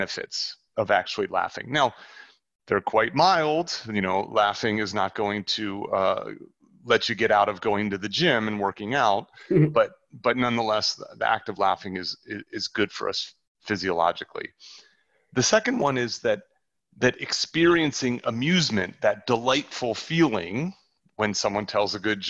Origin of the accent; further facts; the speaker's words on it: New Jersey, United States; moved away; I grew up in New Jersey